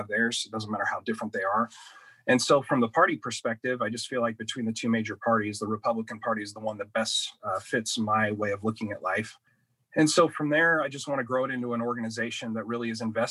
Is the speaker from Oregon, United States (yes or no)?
yes; Douglas County, Southwest Oregon, United States; growing up in the Douglas County, Southwest Oregon region